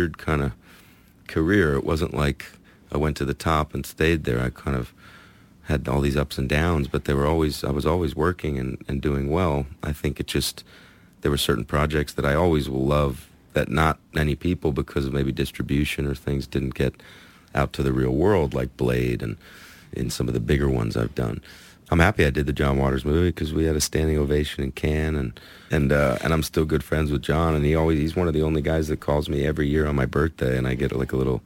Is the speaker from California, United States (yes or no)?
yes; Los Angeles, California, United States; born or raised there; also born or lived in Atlanta, Georgia